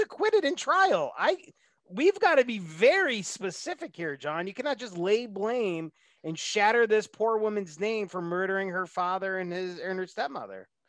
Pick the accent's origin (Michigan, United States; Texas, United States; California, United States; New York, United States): New York, United States; moved away; go back to my home state of New York